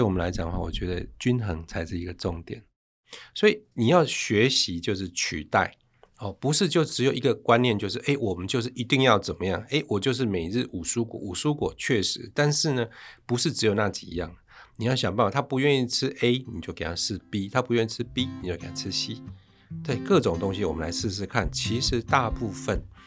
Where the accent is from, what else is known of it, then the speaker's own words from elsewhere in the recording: Chiayi, Taiwan; moved away; 我老家是嘉义